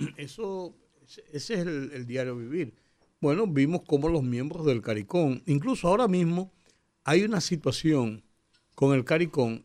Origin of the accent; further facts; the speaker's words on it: Dominican Republic; como dominicanos